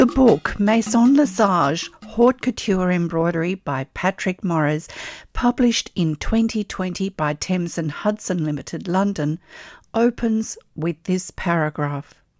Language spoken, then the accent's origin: English; Australia; I'm an Australian textile artist